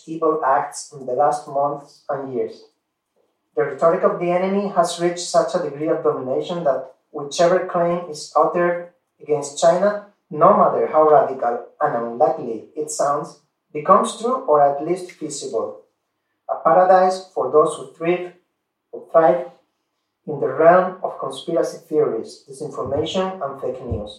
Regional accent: Spain; now in Taiwan; I'm from Spain

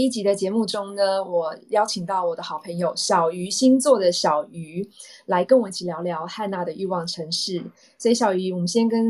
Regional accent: Taiwan; moved away as an adult; 所以有些人会觉得我是 A B C，但其实我不是啊，我是在台湾的大学交大毕业以后，还在公关公司工作一年，我才出国去念书的。

